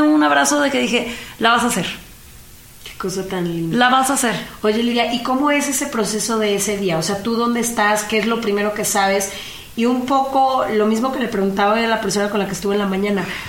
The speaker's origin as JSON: {"language": "Spanish", "country": "Mexico", "said": "mi país"}